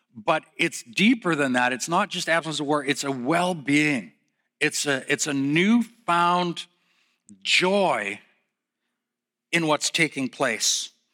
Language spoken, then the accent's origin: English; Calgary, Alberta, Canada; also born or lived in Edmonton; I was born in Calgary